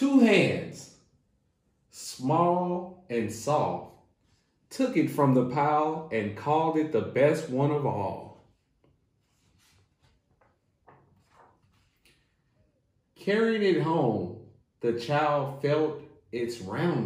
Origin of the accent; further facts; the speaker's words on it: Hopkinsville, Kentucky, United States; now in Lexington, United States; I am located here in Lexington, Kentucky, and I am originally from Hopkinsville, Kentucky, which is the western part of Kentucky